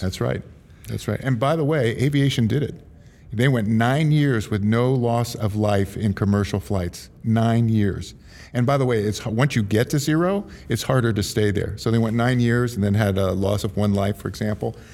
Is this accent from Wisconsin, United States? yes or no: no; Silicon Valley / San Francisco area, California, United States; I'm third generation San Francisco. I'm from Silicon Valley